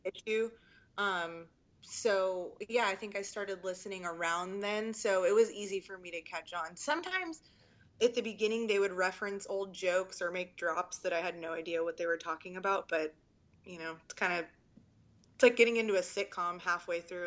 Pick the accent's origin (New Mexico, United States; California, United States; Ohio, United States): California, United States; Orange County; moved away as an adult; now in Austin, United States; I'm from Orange County, originally born and raised.